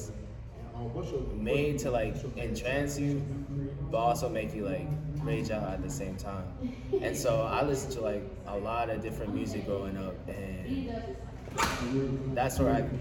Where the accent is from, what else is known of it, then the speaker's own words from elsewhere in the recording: Atlanta, Georgia, United States; I was born in Atlanta